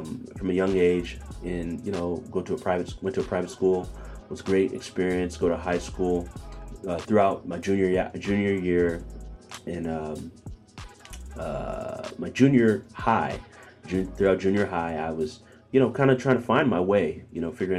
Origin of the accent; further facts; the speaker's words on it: Bakersfield, California, United States; also born or lived in Ghana (parents' origin); now in Philadelphia, United States; raised in Bakersfield, California